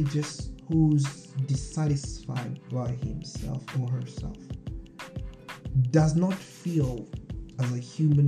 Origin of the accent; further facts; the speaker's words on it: Nairobi, Kenya; moved away as an adult; also born or lived in Wichita, Kansas; now in Seattle, United States; I was in Nairobi, Kenya. I was raised right in Langata, where my home was bordered by a little fence by the biggest like animal reserve in the world.